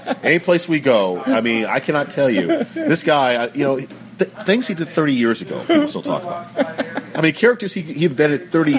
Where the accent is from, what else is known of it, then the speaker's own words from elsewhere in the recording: Simsbury, Connecticut, United States; also born or lived in Chicago, Illinois / Los Angeles, California / Kansas City, Missouri / Washington, D.C.; Los Angeles, California, Kansas City, Missouri, Washington, D.C., and finally we settled down in, of all places, a small town called Simsbury, Connecticut.